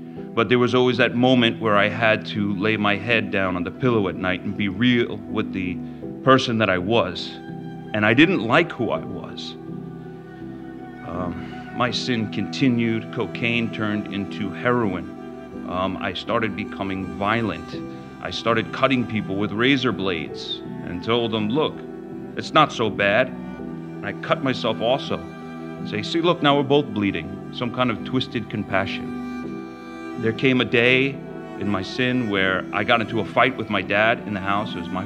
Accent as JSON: {"language": "English", "area": "Long Island", "region": "New York", "country": "United States", "tie": "born or raised there", "said": "I grew up in Long Island, and I was raised in the church"}